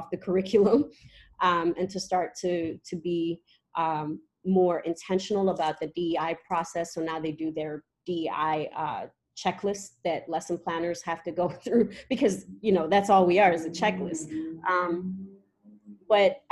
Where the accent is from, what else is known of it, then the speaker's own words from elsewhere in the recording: Eritrea; I'm from Eritrea, East Africa. I was always raised knowing where I come from